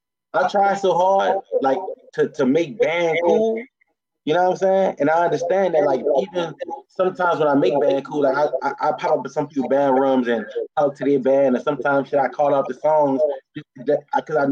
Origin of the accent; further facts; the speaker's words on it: New Orleans, Louisiana, United States; I know I'm from New Orleans